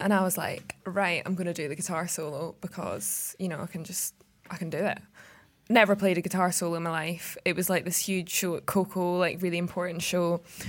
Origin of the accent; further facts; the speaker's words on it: Scotland, United Kingdom; I'm Scottish